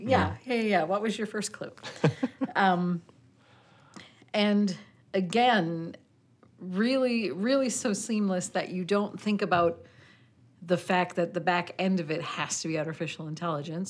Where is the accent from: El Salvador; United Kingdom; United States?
United States; Midwest; I am I am a redneck from the Midwest